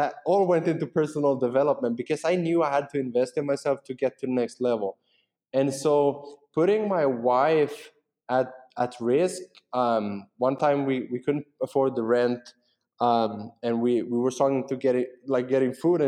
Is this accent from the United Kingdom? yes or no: no; Finland; English is a second language; we speak Finnish and Swedish. It's what we speak in Finland.